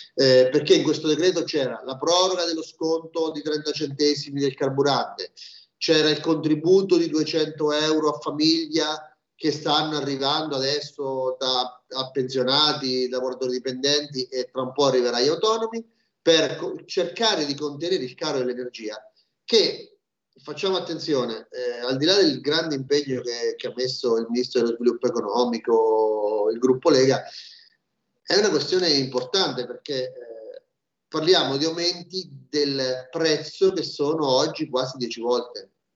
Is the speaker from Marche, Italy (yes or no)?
yes; Marche, Italy; Io sono marchigiano